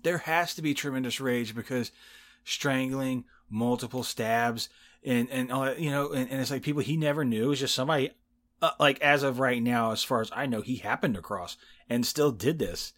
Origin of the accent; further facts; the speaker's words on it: Indiana, United States; accent: Southern; also born or lived in Texas; I grew up in Indiana, and I was like, I don't have a Southern